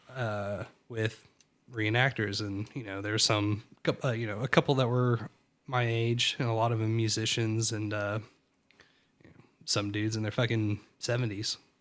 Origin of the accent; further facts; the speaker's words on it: Greensboro, North Carolina, United States; also born or lived in Roanoke, Virginia / East Coast; we moved from Greensboro to Roanoke, and then uh, ah, maybe it was fourth grade. I, maybe, I, I gotta say it was fourth grade, I guess, because um, fifth grade I went back uh, to public school, and then sixth grade we moved back to North Carolina